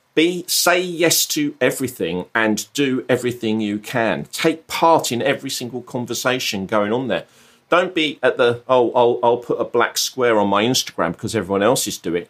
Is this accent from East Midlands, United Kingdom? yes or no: no; Brighton, South East England, United Kingdom; moved away as an adult; I'm, I'm from Brighton